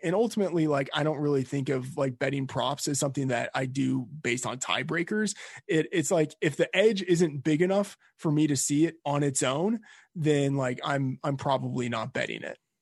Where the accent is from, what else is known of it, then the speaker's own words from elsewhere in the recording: Texas, United States; I'm from Texas